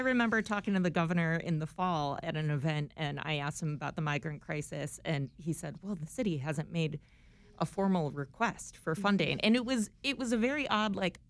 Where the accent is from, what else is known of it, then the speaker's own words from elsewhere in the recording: Buffalo, New York, United States; now in Chicago, United States; I'm from Buffalo, so 40 degrees is spring.